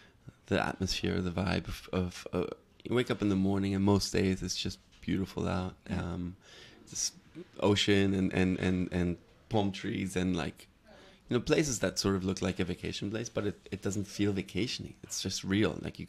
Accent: Hamburg, Germany; English is a second language; also born or lived in Los Angeles, United States / Paris, France; I moved around a lot. I was born in Hamburg and grew up there for a while. First with my dad and then I moved to LA with my mom and my stepdad for a few years, then moved back to Germany.

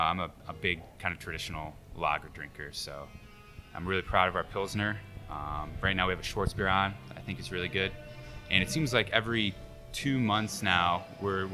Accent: Buffalo, New York, United States; I'm from Buffalo

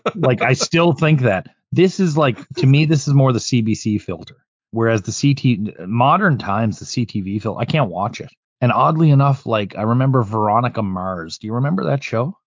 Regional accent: Canada; being Canadian

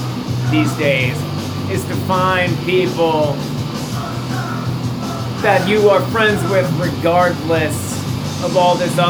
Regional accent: Cape Cod, Massachusetts, United States; I grew up on Cape Cod. I grew up with working class people.

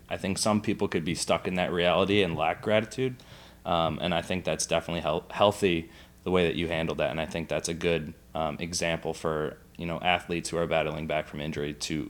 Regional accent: New York, United States; I'm from New York

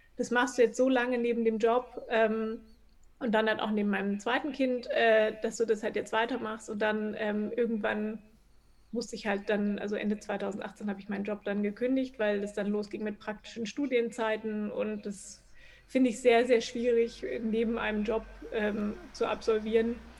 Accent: Berlin, Germany; also born or lived in Chemnitz; Also ich komme halt ursprünglich aus Berlin, also nicht geboren, aber lebe schon 100 Jahre hier gefühlt

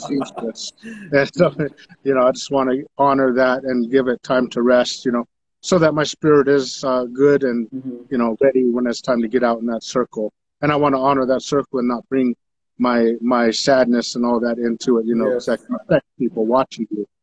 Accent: Taos Pueblo, New Mexico, United States; I'm from Taos Pueblo, my father being from Taos Pueblo

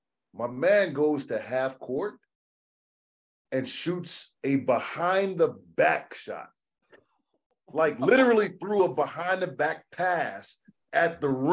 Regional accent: New Orleans, Louisiana, United States; now in Nashville, United States; I'm from New Orleans

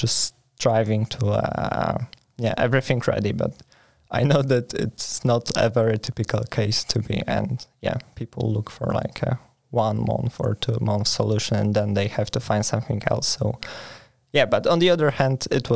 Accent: Poland; moved away as an adult; now in Sweden; I come from Poland.

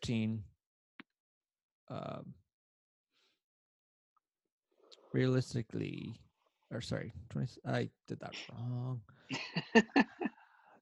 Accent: Philadelphia, Pennsylvania, United States; we're from Philadelphia area

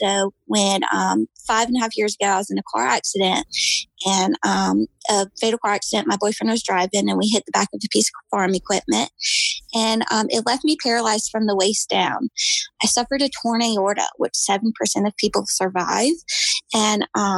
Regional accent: Manns Harbor, North Carolina, United States; I am from the Outer Banks of North Carolina. I'm from Mans Harbor or Michoos. It's a little town. I've grown up here and lived here all

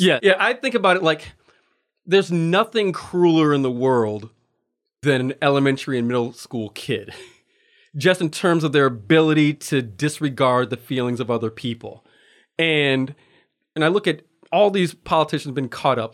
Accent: Waukegan, Illinois, United States; moved away as an adult; now in Anchorage, United States; growing up in Waukegan, Illinois

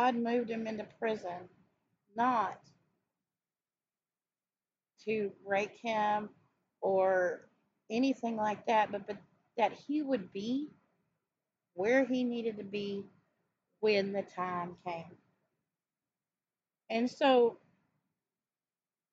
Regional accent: the South, United States; I grew up in the South. I'm still in the South, in Texas.

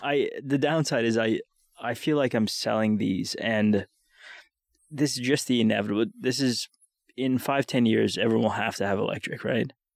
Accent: Winnipeg, Manitoba, Canada; I'm from Winnipeg

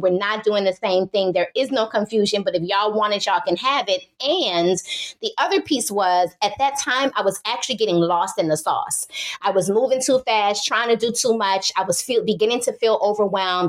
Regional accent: New Orleans, Louisiana, United States; I hail from the great city of New Orleans, Louisiana

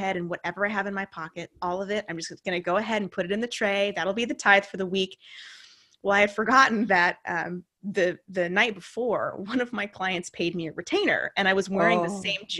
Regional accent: Santa Cruz, California, United States; also born or lived in Santa Rosa; my hometown of Santa Cruz, where I reconnected with my high school sweetheart

